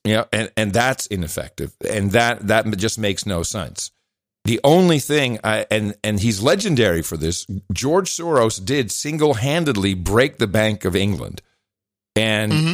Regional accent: Netherlands; moved away; I grew up in the Netherlands

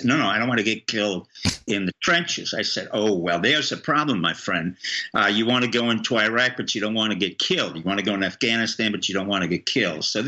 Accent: New York City, New York, United States; moved away; also born or lived in France; I grew up in Harlem

